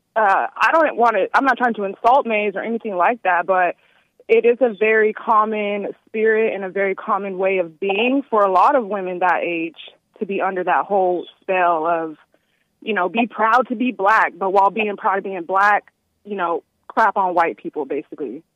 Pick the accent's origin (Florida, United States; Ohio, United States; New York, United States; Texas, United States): Texas, United States; now in North Carolina, United States; I'm from Texas